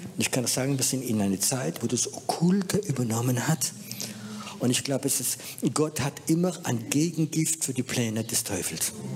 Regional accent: France; moved away; Ich bin halt Franzose

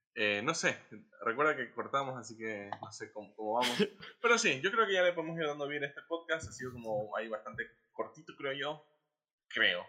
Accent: Guayaquil, Guayas, Ecuador

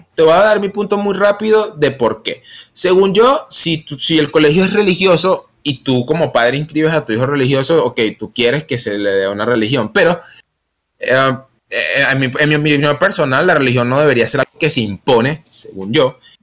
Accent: Venezuela; Nosotros que somos de Venezuela

